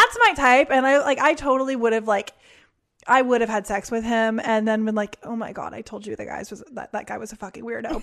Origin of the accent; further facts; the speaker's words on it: Indianapolis, Indiana, United States; moved away; I'm from Indianapolis